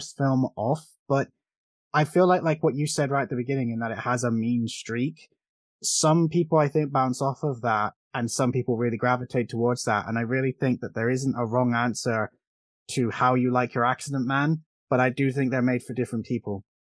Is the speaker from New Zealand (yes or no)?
no; United Kingdom; I could do his voice. I'm British, but I can't do his goddamn Boyka accent.